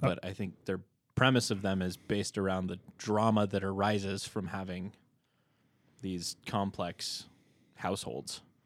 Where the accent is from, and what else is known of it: Hagerman, Idaho, United States; born or raised there